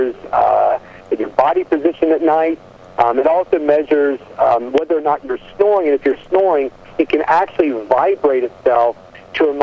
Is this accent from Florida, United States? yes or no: no; Southwest Virginia, United States; I'm a redneck from Southwest Virginia by birth